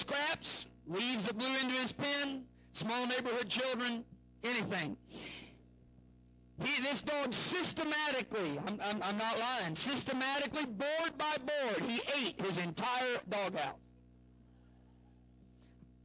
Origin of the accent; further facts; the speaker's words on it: Southern Illinois, United States; I grew up in Southern Illinois